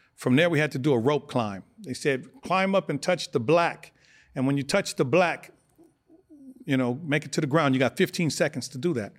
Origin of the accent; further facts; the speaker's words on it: Los Angeles, California, United States; also born or lived in Omaha, Nebraska; I was born in Omaha, Nebraska. We moved to California when I was six years old. We moved to South Central, down the street from Fremont High School, seventy-ninth Street